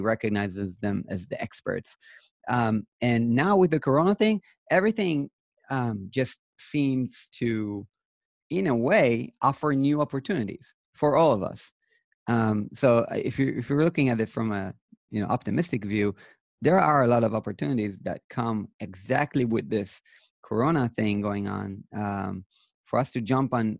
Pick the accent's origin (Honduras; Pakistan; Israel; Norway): Israel; I'm from Israel